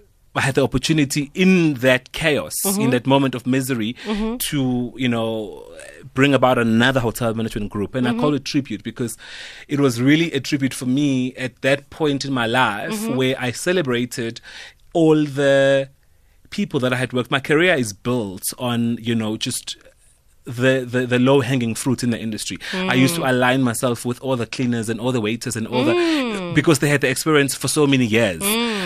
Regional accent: KwaZulu-Natal, South Africa; born or raised there

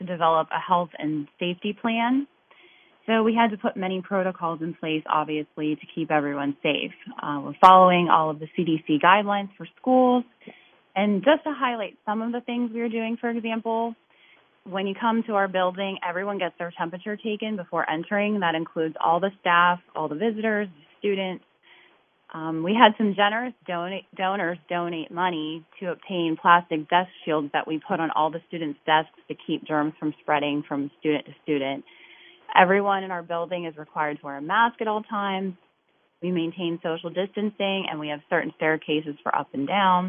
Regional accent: Natrona Heights, Pennsylvania, United States; I'm originally from Natrona Heights, and now I live very closely to where I grew up

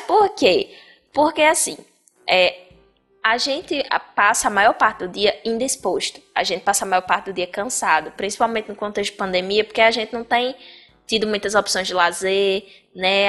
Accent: Bahia, Brazil; Eu sou baiana

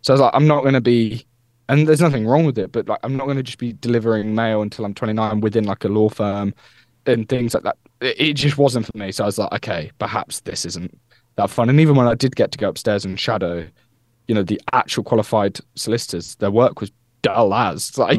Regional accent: Peterborough, East of England, United Kingdom; he's from Peterborough, I'm from Peterborough

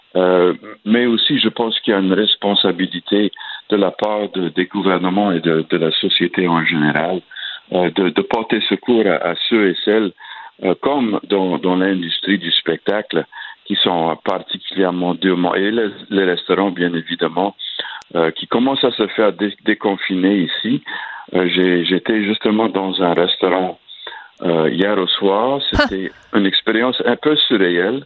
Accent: Acadiana, Louisiana, United States; ma région, euh, euh, dans l'Acadiana

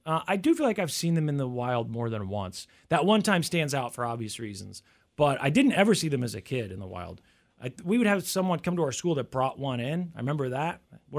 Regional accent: United States; growing up in the United States

